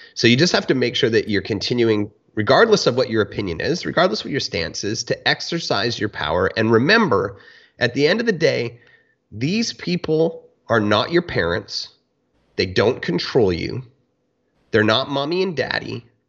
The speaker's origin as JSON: {"language": "English", "country": "Canada", "tie": "born or raised there"}